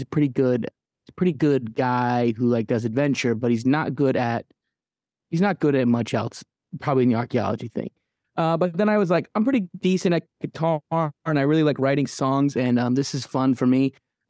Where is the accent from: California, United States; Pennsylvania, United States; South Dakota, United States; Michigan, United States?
Michigan, United States; Midland; also born or lived in Kalamazoo, Michigan / Detroit, Michigan; now in Nashville, United States; I'm from Midland, Michigan. I lived in Kalamazoo, Michigan. I lived in Detroit, Michigan, but I currently live in Nashville, Tennessee.